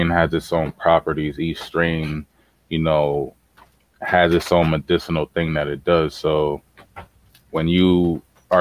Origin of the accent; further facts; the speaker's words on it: Boston, Massachusetts, United States; as a teenager growing up in Boston